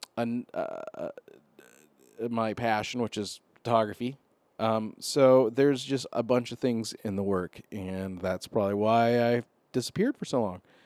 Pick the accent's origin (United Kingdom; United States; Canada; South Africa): United States; Arizona; I'm from Arizona